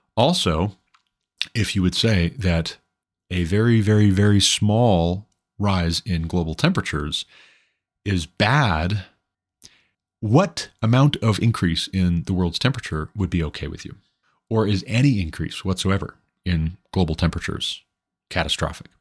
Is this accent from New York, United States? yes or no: no; Montana, United States; my home state being Montana